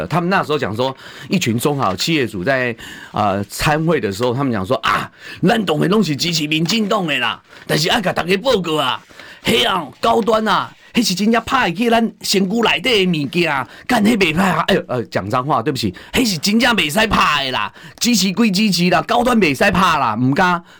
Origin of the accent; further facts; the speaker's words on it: Taiwan; 我们台湾人真正有够可怜啊，